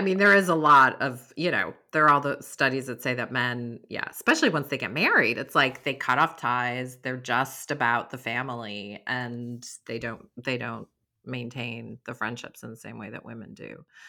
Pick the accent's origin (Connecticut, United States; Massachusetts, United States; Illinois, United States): Massachusetts, United States; Stockbridge; moved away; also born or lived in St. Croix, US Virgin Islands; My hometown is Stockbridge